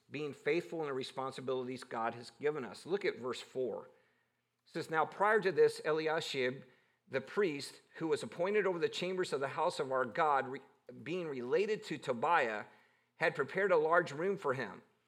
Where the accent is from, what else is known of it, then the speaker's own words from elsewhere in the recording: Cleveland, Ohio, United States; growing up in Cleveland